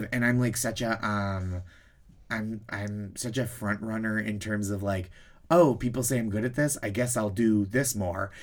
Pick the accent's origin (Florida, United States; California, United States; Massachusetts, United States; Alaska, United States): Massachusetts, United States; Boston; I, I grew up around there.